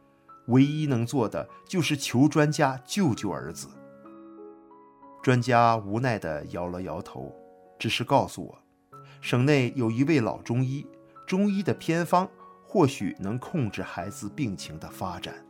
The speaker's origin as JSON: {"language": "Chinese", "region": "Northeast China", "country": "China", "said": "大家好，我是东北人，今年六十一岁了，"}